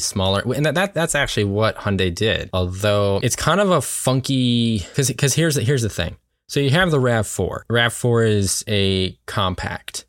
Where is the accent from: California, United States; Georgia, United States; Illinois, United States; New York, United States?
New York, United States; moved away; we're originally from New York